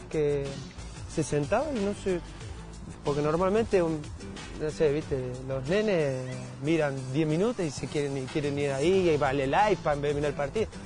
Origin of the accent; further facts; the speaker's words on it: Madrid, Community of Madrid, Spain; born there; entonces ya él sabe que yo nací en Madrid